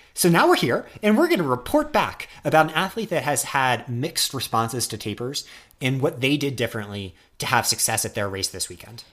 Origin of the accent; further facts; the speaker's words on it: United States; I'm such an American